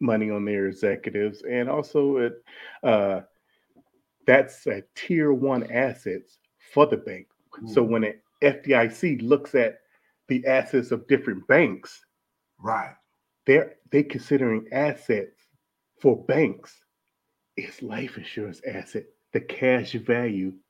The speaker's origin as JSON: {"language": "English", "town": "Detroit", "region": "Michigan", "country": "United States", "tie": "born or raised there", "moved": "as an adult", "said": "I was born and raised in Detroit, Michigan. I left Detroit, Michigan at around about 18 years old"}